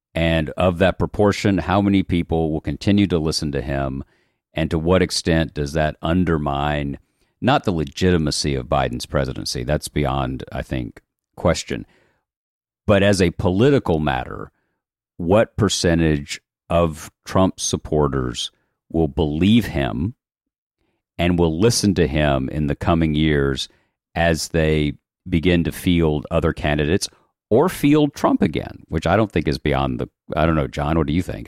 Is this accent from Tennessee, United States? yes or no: yes; Chattanooga, Tennessee, United States; I was born in Chattanooga, Tennessee